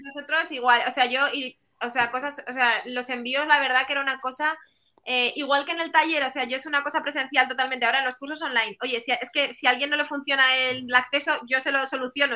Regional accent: Bilbao, Basque Country, Spain; yo soy de Bilbao

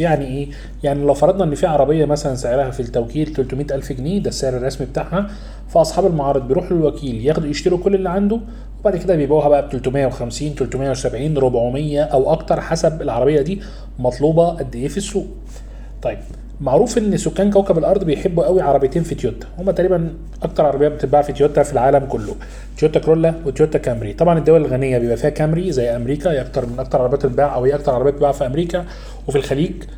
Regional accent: Egypt; إحنا كمصريين

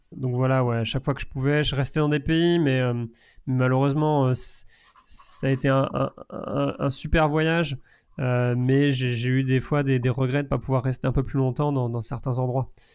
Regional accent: Angers, Pays de la Loire, France; de là où je venais, de, danger. d'Angers

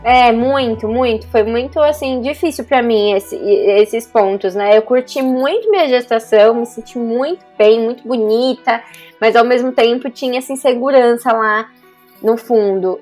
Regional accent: Brazil; moved away as an adult; now in Japan; eu cresci no Brasil, a minha cultura é totalmente brasileira

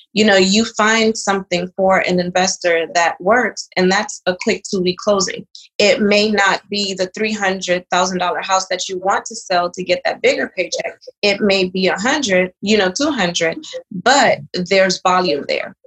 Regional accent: Charlotte Amalie, U.S. Virgin Islands; born or raised there; also born or lived in Dominican Republic; now in Houston, United States

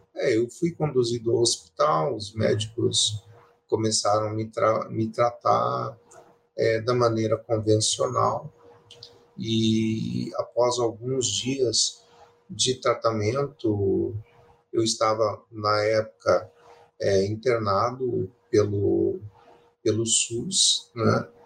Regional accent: Curitiba, Paraná, Brazil; also born or lived in Pérola, Paraná; Eu nasci no interior do Paraná, em uma cidade chamada Pérola

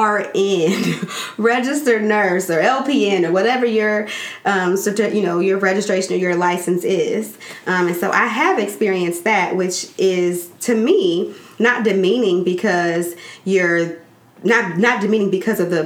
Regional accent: Gary, Indiana, United States; I'm from Gary. I'm from around the way

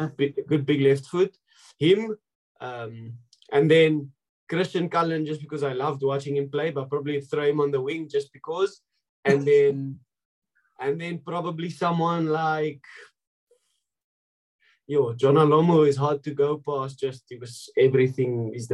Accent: South Africa; moved away as an adult; now in Treviso, Italy; if you're a boy growing up in South Africa

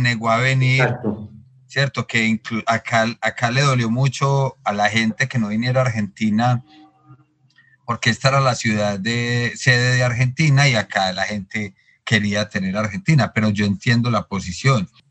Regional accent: Medellín, Antioquia, Colombia; tanto de mi ciudad, Medellín, como este país, Colombia

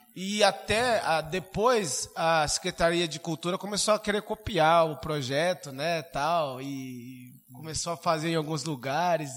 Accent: Suzano, São Paulo, Brazil; eu saí do Miguel Badra

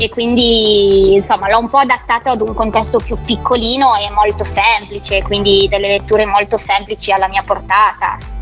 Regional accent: Italy; sono di Sogno e lavoro ad Antagnò quest'anno

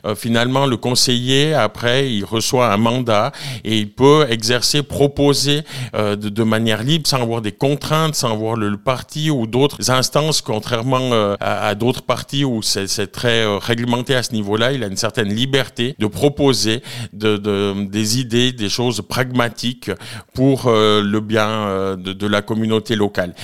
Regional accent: Nendaz, Valais, Switzerland; je suis originaire de Nanda, où j'habite toujours, à Haute-Nanda précisément.

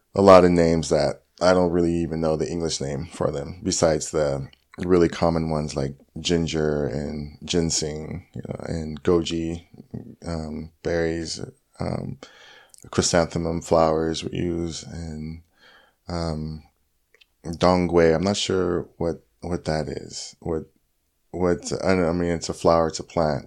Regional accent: Orange County, LA County, California, United States; also born or lived in Santa Cruz / Long Beach / Huntington Beach / Lake Forest; I grew up in Orange County, L A County, um, yeah, Long Beach, Huntington Beach, um, went to high school in Lake Forest, El Toro

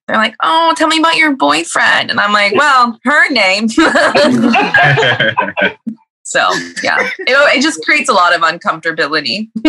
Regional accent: California, United States; now in Seattle, United States; I'm living in Seattle now, but I'm originally from California. I'm queer, obviously, and herbalist

